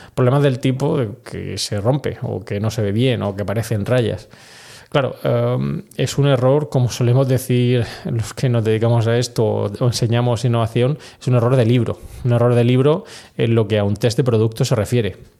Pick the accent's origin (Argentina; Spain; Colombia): Spain; also born or lived in United States; aquí en España